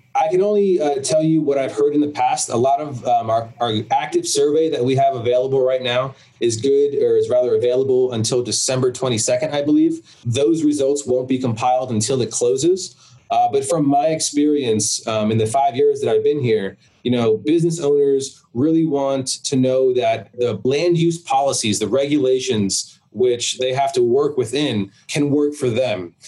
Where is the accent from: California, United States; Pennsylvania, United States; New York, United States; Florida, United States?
Florida, United States; South; where I grew up in South Florida